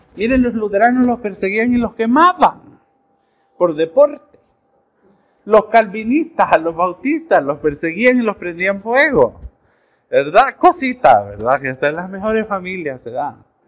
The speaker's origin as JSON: {"language": "Spanish", "country": "El Salvador", "said": "Nosotros como salvadoreños"}